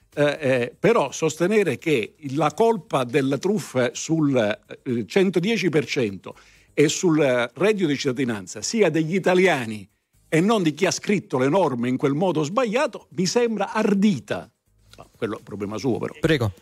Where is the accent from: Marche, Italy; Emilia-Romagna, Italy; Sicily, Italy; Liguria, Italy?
Sicily, Italy; moved away; sono siciliano anche io, non sono stato costretto a emigrare